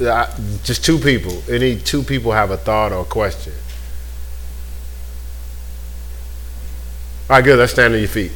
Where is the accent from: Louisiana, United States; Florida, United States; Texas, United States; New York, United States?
New York, United States; I'm from New York